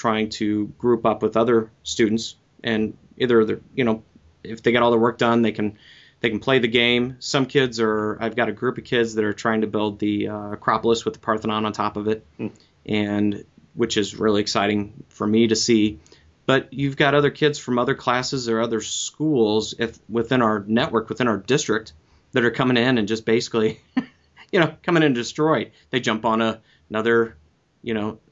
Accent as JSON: {"language": "English", "region": "Midwest", "country": "United States", "said": "I am a Midwesterner"}